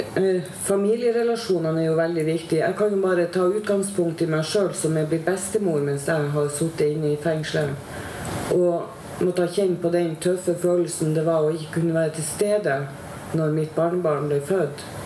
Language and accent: Norwegian; Tromsø, Troms, Norway; accent: Northern Norwegian; now in Oslo, Norway; nå er jo jeg fra Nord-Norge, som alle sammen hører. Jeg er fra Tromsø.